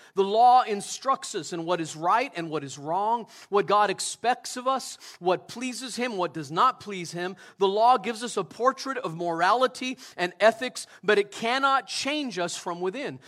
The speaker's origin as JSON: {"language": "English", "country": "United States", "said": "I love America. I'm an American citizen. I would consider myself a patriot"}